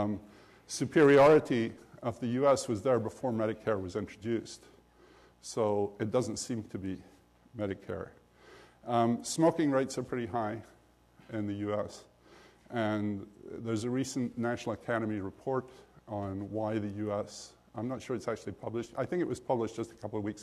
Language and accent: English; Scotland, United Kingdom; when I grew up in Scotland in the late 40s and early 50s